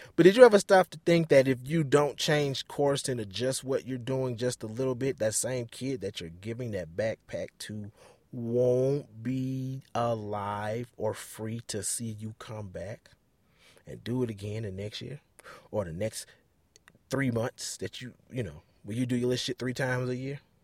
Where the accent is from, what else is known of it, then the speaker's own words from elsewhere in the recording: Detroit, Michigan, United States; moved away; I grew up in Detroit